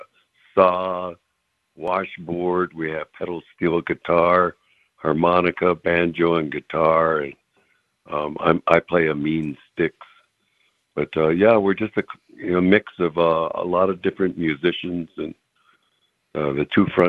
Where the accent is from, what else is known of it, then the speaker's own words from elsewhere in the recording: Minnesota, United States; I'm from Siston Wahpeton, Lake Traverse Reservation, South Dakota. But I live here in Minnesota where I was born